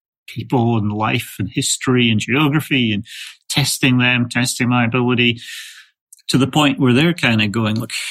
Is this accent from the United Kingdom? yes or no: yes; Scotland, United Kingdom; also born or lived in England; now in United States; I was raised in Scotland, lived in England, and then moved to the States about 30